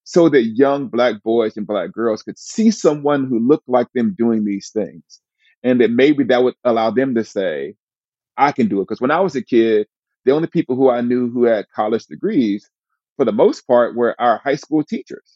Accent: Huntsville, Alabama, United States; moved away as an adult; I grew up in Northwest Huntsville, that was a mostly impoverished part of Alabama

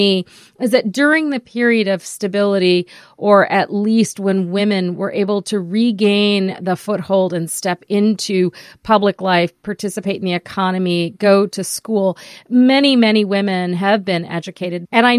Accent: Pakistan; now in United States; I'm originally from Pakistan.

